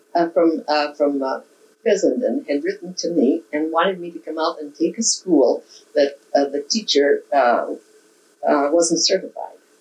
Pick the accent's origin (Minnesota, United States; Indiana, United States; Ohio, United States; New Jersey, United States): Minnesota, United States; Anoka; I'd never teach in my hometown